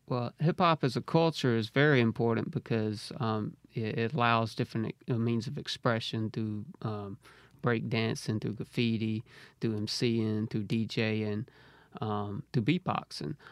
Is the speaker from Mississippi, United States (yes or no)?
yes; Harrisville, Mississippi, United States; now in Jackson, United States; Originally from Braxton. So, yeah, I kinda grew up in Harrisville, Braxton area